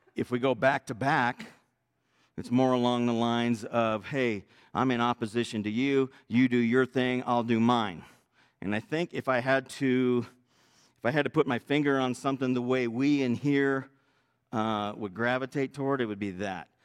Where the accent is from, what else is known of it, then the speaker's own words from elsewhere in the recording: Northern California, United States; I was raised in Northern California